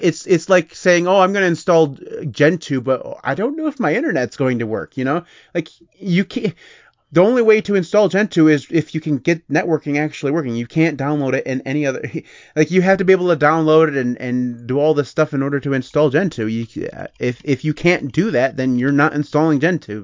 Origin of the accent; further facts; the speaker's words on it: United States; I'm American